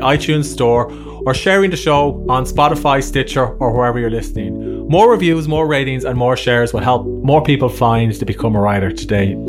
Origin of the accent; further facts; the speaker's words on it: Ireland; accent: Irish; my Irish accent